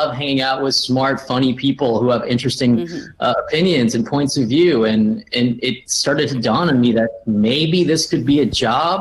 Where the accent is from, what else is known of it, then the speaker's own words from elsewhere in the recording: Riverside, California, United States; I grew up in Riverside, and I was one of the only ones in my school.